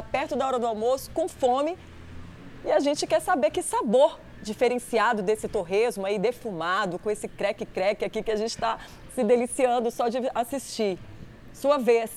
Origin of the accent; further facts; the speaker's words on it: Minas Gerais, Brazil; Eu, como uma boa mineira, já comi muito torresmo